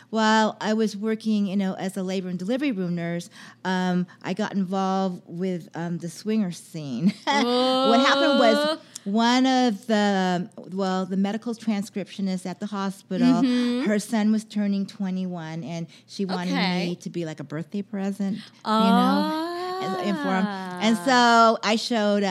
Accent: San Rafael, California, United States; I'm from the Bay Area. I was born in Marin County, San Rafael.

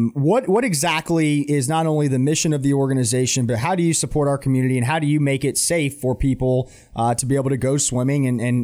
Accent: Atlanta, Georgia, United States; now in Charlotte, United States; So I grew up in Atlanta.

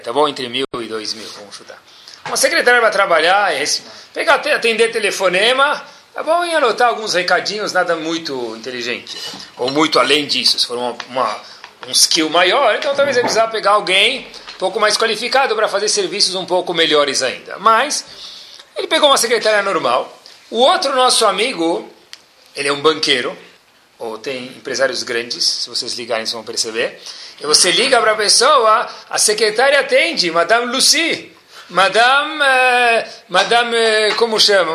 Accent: São Paulo, Brazil; accent: paulista; a única coisa que não mudou dentro de mim acho que foi o, o sotaque, porque se ainda se mantém paulista

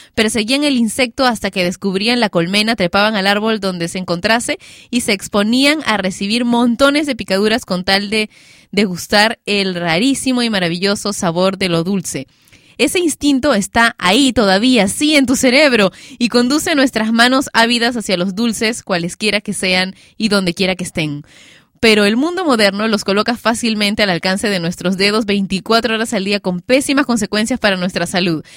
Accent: Peru; en mi país, Perú.

